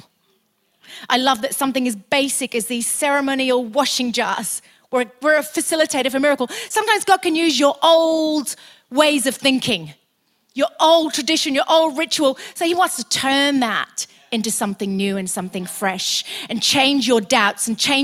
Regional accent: United Kingdom; also born or lived in Australia; we're British

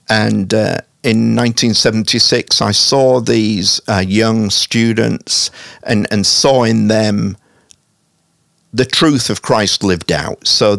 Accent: Hull, Yorkshire and the Humber, United Kingdom; moved away as an adult; also born or lived in Salisbury / Scotland; now in Kansas City, United States; I'm originally from Hull. Uh-huh. I was born there in 1960. I left as a young adult and moved around a little.

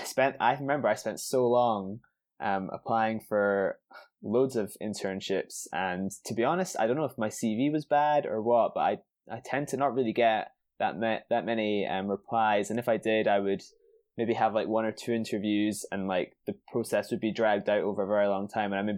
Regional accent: Edinburgh, Scotland, United Kingdom; moved away as an adult; now in London, United Kingdom; I was from Edinburgh, mm-hmm. and had went to school and then studied at university all through in Edinburgh my whole life

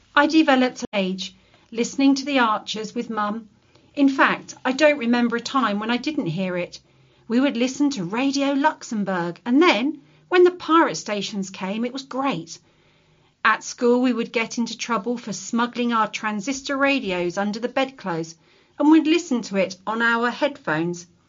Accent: Swansea, Wales, United Kingdom; also born or lived in Bridgend; I was born in God's own country, as I call it, South Wales, at Morriston, a suburb of Swansea

